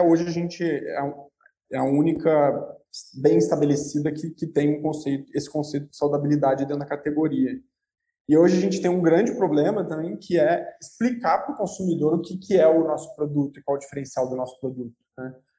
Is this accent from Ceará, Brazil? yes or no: no; interior of Rio de Janeiro state, Brazil; Sou carioca do interior do Rio